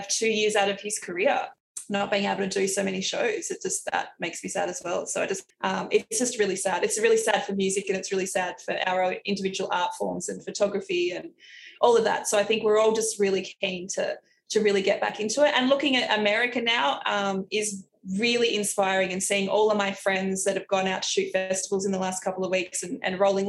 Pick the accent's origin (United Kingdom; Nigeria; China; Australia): Australia; we're Australian.